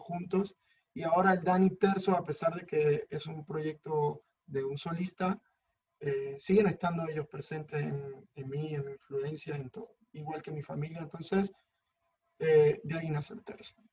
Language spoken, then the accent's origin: Spanish; Mérida, Venezuela; moved away as an adult; now in Madrid, Spain; vengo de la ciudad de Mérida.